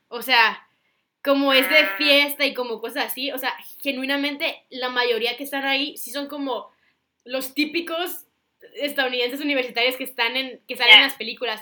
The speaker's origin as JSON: {"language": "Spanish", "country": "Mexico", "also_born_or_lived": "Singapore", "moved": "yes", "said": "soy de México"}